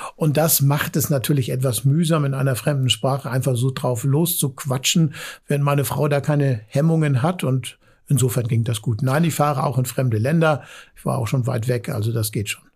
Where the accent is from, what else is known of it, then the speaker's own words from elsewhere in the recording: Hamburg, Germany; als Hamburger